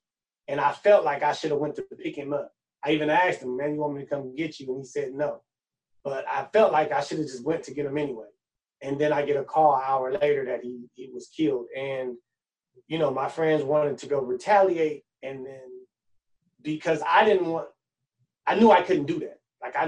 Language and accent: English; Oakland, California, United States; also born or lived in Los Angeles; I was born up north in Oakland. I moved out here when I was about 3 to LA. Moved back to Oakland when I was about 11.